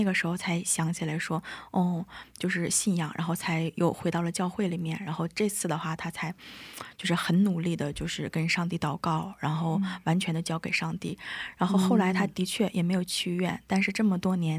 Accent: Jilin, China; now in Korea; 我来自中国的吉林省， {S1} 哦 {S5} 现在对我刚来韩国不到三个月，现在在韩国的世宗大学读语学院

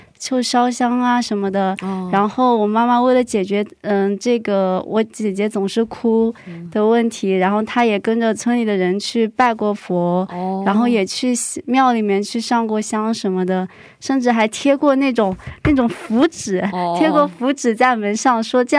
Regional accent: Hangzhou, Zhejiang, China; now in South Korea; 嗯，我是杭州人，现在在韩国留学。

